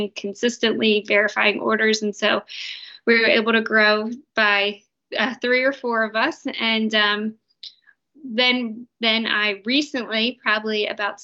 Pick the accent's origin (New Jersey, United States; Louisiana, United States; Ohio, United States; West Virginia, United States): New Jersey, United States; I'm from New Jersey